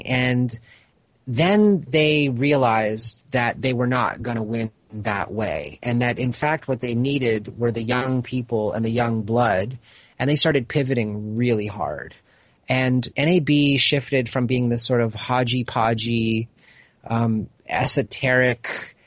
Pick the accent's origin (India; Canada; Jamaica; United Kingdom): Canada; Toronto, Ontario; moved away as an adult; now in Los Angeles, United States; I grew up in Toronto, left when I was about 22 years old